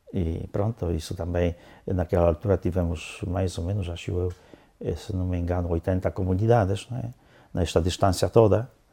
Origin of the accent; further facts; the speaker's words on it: Lower Silesian Voivodeship, Poland; Portuguese is a second language; moved away as an adult; also born or lived in southern Poland / northern Poland / Angola; now in Portugal; nasci tendo um ano, os meus pais levaram-me eh, para a Silésia para a parte eh, da Silesa Baixa, onde eu cresci até mais ou menos eh, terminando a escola primária